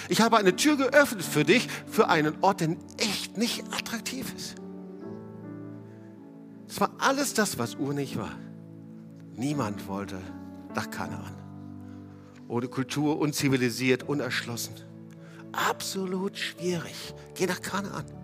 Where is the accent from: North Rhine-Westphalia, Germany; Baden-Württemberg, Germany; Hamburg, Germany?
North Rhine-Westphalia, Germany; ich, ich als Westfale habe immer nur Guten Tag gesagt